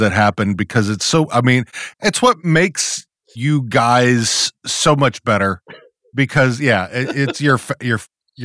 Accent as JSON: {"language": "English", "region": "Texas", "country": "United States", "said": "I am from Texas"}